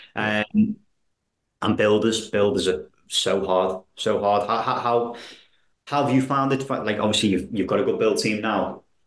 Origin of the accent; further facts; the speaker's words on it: Wallasey, North West England, United Kingdom; I'm from Wallasey, you see, so I, I that's where I live